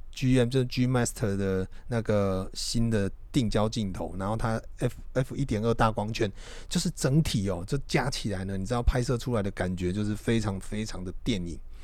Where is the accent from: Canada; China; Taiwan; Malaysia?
Taiwan; 我们台湾人